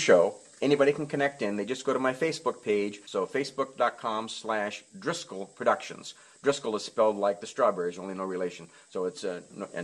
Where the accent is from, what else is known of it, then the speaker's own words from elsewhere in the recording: Nebraska, United States; I grew up in Nebraska